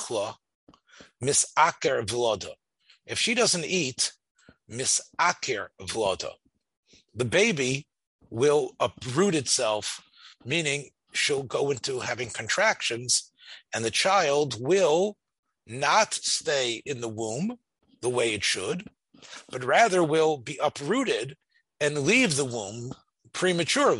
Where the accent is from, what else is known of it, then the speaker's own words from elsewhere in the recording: Memphis, Tennessee, United States; I grew up in Memphis, the bus ride that took us down Summer Avenue